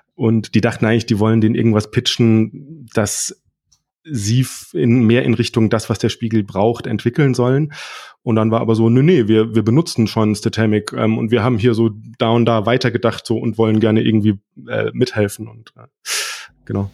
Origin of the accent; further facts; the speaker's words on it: Freiburg, Baden-Württemberg, Germany; komme aus Freiburg